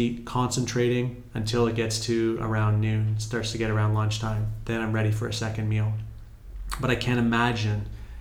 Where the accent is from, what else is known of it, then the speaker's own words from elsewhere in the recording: Canada; moved away as an adult; now in Morocco; I'm from Canada where we can't even grow a lot of things for 8 months of the year